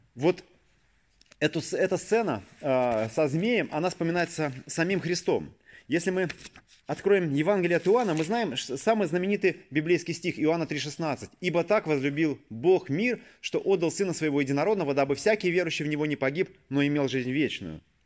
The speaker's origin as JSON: {"language": "Russian", "region": "Saint Petersburg", "country": "Russia", "tie": "born or raised there"}